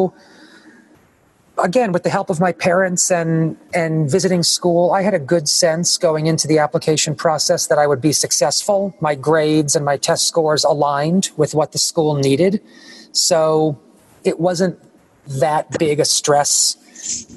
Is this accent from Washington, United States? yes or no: no; New York, United States; When I was growing up in New York